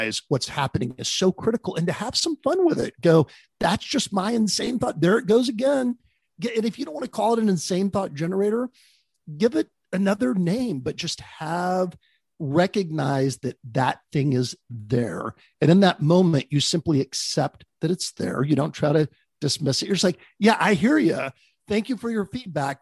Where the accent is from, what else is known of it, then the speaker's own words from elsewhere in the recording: Texas, United States; moved away as an adult; also born or lived in Dallas / Bay Area; I grew up in Texas.